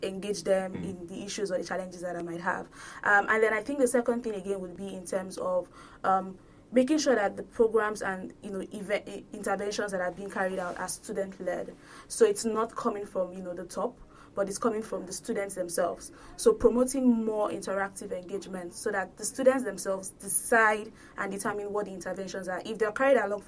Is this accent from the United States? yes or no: no; Nigeria; moved away as an adult; I'm from Nigeria